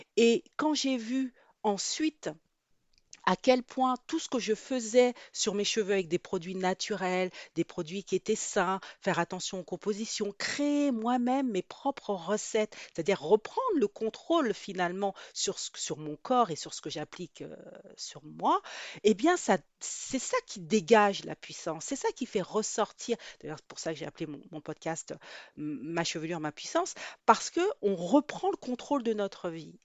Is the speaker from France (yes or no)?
yes; France; also born or lived in Guadeloupe; Je suis née en Guadeloupe, mais je suis mais j'ai grandi en métropole.